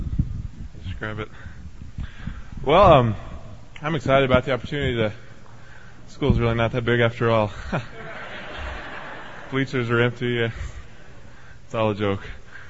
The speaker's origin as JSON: {"language": "English", "region": "Texas", "country": "United States", "said": "I came out here from Texas with my main purpose in mind, yeah, go Texas, to study the Word and to be trained in the Bible."}